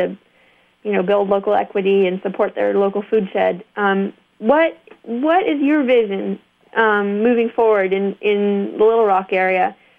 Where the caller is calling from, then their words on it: Hardwick, Vermont, United States; because I'm calling you from Hardwick, Vermont, which is another really dynamic agricultural economy.